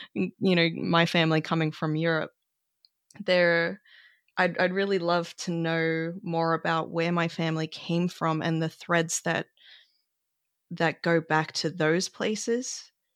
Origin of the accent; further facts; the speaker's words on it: Australia; growing up in Australia